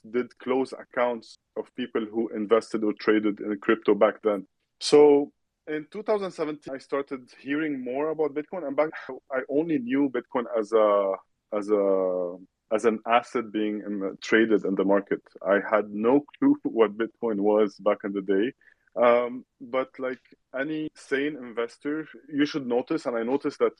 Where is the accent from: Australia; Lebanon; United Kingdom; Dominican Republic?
Lebanon; moved away as an adult; now in Europe; I'm born and raised in Lebanon, and then I was fortunate to move to Europe in 2014